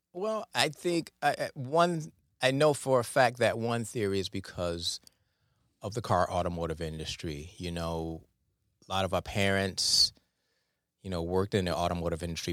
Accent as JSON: {"language": "English", "town": "Detroit", "region": "Michigan", "country": "United States", "tie": "born or raised there", "said": "I grew up in Detroit"}